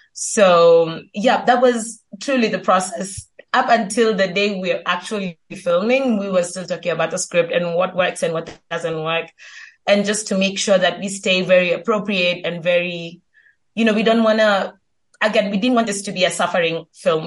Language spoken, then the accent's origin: English; Kenya; I'm Kenyan, based in Kenya still